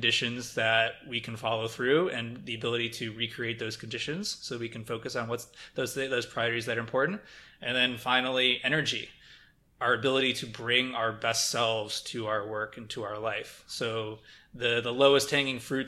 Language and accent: English; Midwest, United States; growing up in the Midwest